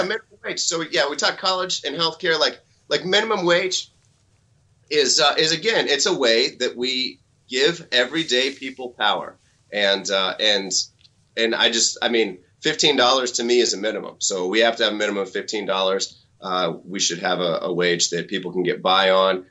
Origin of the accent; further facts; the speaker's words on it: Missouri, United States; I grew up in Missouri